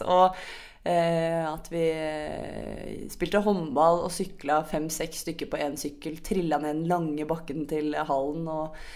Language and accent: Norwegian; Sørlandet, Southern Norway, Norway; Det har vi på Sørlandet òg.